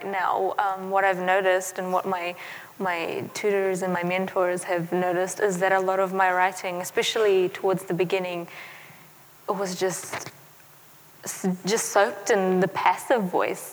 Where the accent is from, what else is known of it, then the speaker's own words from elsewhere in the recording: New Zealand; also born or lived in Afghanistan; growing up in New Zealand